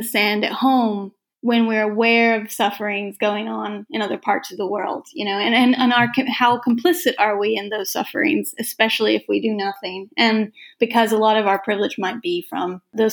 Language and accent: English; United States; I'm just an American woman